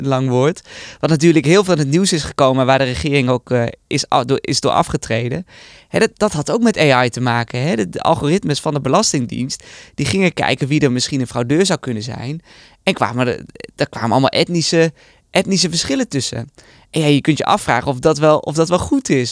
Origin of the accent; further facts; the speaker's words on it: Netherlands; ben ik toch een echte Nederlander